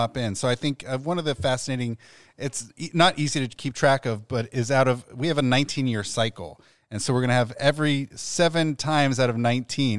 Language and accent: English; Columbus, Ohio, United States; also born or lived in Long Beach, California; now in Cincinnati, United States; I'm originally from Columbus, so my parents love that it's a 100 minute drive door to door